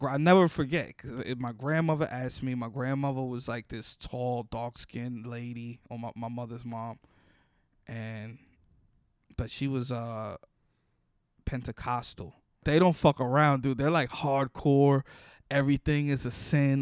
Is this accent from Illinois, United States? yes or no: no; New York City, New York, United States; Growing up in the Bronx